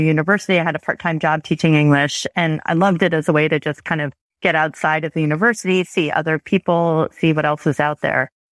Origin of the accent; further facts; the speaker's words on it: Chappaqua, New York, United States; also born or lived in France; now in Toronto, Canada; I grew up in New York State, about, in a suburb of New York City.